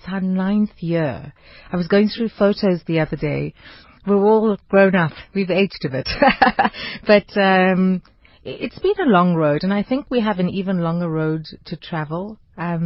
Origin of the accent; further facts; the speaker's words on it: South Africa; as South African women